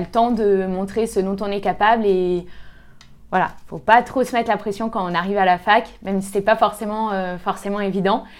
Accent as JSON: {"language": "French", "town": "Lyon", "region": "Auvergne-Rhône-Alpes", "country": "France", "tie": "born or raised there", "said": "moi, je viens de Lyon euh, à la base, donc j'ai toujours euh, vécu à Lyon"}